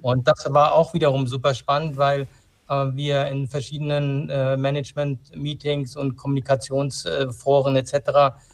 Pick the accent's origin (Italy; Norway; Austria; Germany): Germany; Frankfurt, Hesse; also born or lived in Darmstadt; ich bin in Frankfurt aufgewachsen